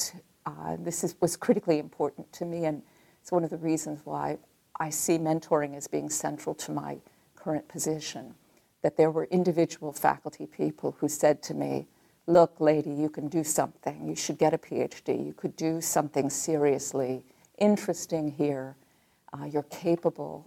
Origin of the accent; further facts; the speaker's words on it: Detroit, Michigan, United States; moved away as an adult; I'm from Michigan. I'm from Detroit, Michigan.